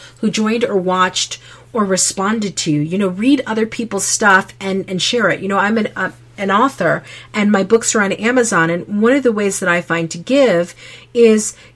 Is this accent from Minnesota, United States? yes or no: no; Connecticut, United States; now in Utah, United States; I grew up in Connecticut.